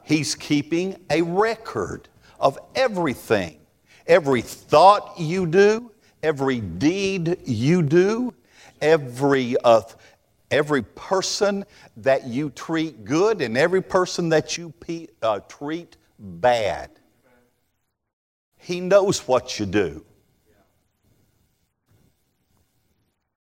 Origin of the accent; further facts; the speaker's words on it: Texas, United States; I'm from the South. Could y'all tell? I'm from Texas.